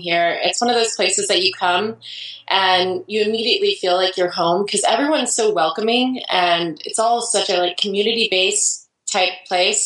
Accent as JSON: {"language": "English", "region": "Idaho", "country": "United States", "tie": "born or raised there", "moved": "yes", "lives_now": "Portland, United States", "said": "I grew up in Idaho actually, and I moved away from Idaho"}